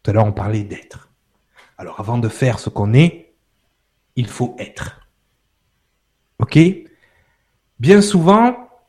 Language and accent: French; France; Ouais, ok, je suis français, j'habite en France.